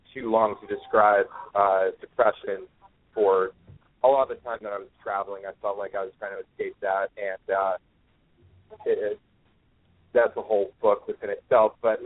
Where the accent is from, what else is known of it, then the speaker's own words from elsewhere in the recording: San Diego, California, United States; also born or lived in Austin, Texas; now in Brooklyn, United States; I'm from San Diego